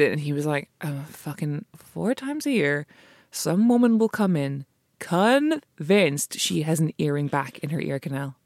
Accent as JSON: {"language": "English", "country": "Ireland", "said": "as an Irish person"}